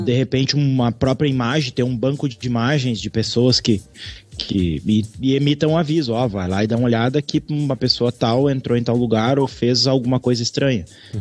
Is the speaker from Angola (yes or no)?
no; Gaúchos, Rio Grande do Sul, Brazil; nós, como somos gaúchos